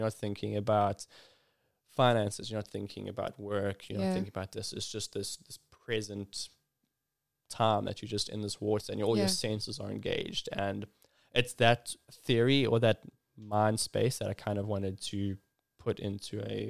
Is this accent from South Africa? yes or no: yes; Ballito, KwaZulu-Natal, South Africa; I'm originally from Belito in KZN, and like lived around the surfing lifestyle.